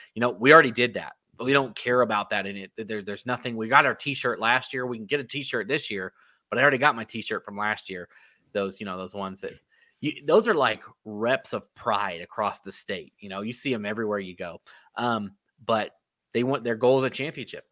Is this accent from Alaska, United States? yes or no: no; North Carolina, United States; I grew up in North Carolina